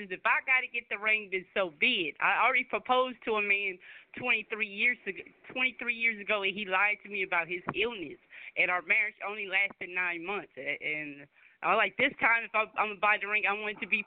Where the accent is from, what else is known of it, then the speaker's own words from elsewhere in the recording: Oakland, California, United States; I'm from Oakland, California.